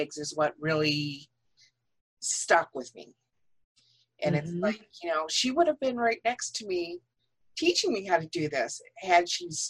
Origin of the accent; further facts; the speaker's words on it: Michigan, United States; I mean, we're from Michigan.